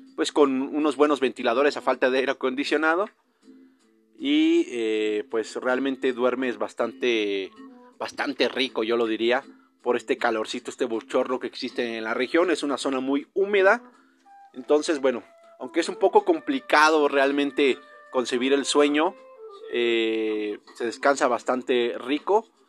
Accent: Mexico; yo como buen mexicano

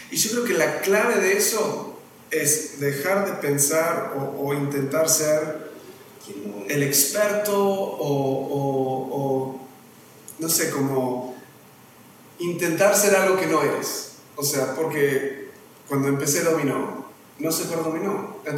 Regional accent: Argentina; now in Mexico; soy argentino, ahora sí, soy bien argentino en comparado acá. Voy a Uruguay, no sé nada, vengo a México, estoy aprendiendo de cero.

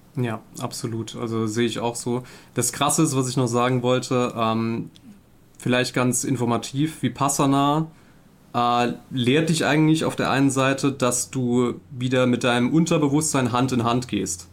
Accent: Saarland, Germany; ich komme aus dem Saarland, bin 33

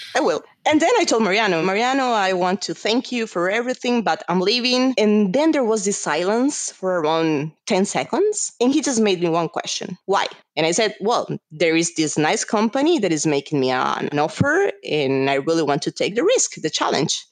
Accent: Colombia; moved away as an adult; also born or lived in São Paulo, Brazil; I'm Colombian. And I say this because normally people think that I'm Brazilian, but actually, I was born in Colombia. And I moved to Brazil because of my university.

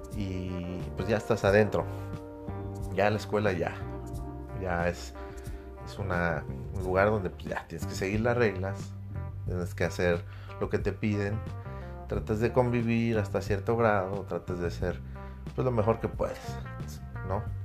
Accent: Mexico; como buen patriota, como buen mexicano

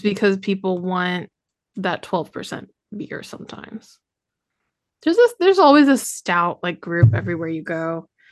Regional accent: Indiana, United States; now in Shreveport, United States; I'm from Indiana

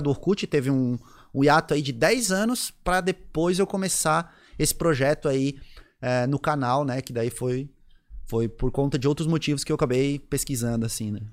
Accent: Florianópolis, Santa Catarina, Brazil; also born or lived in Rio Grande do Sul; eu sou gaúcho, eu nasci no Rio Grande do Sul. Caramba. Com 21 dias, eu vim morar em Florianópolis

